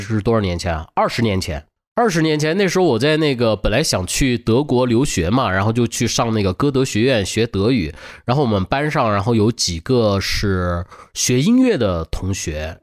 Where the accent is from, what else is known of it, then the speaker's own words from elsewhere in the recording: Beijing, China; 我小时候在他家长大嘛，在北京